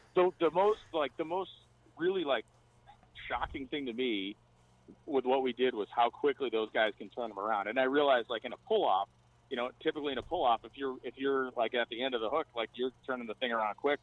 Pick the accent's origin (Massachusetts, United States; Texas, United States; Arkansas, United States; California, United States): Massachusetts, United States; I grew up in Massachusetts, still live there